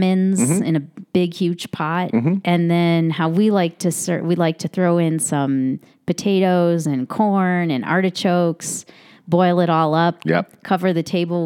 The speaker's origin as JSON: {"language": "English", "region": "California", "country": "United States", "said": "we're from California"}